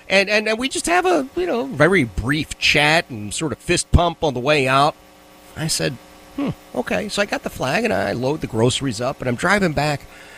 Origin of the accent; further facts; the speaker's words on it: Philadelphia, Pennsylvania, United States; now in Richmond, United States; each of us growing up in Philadelphia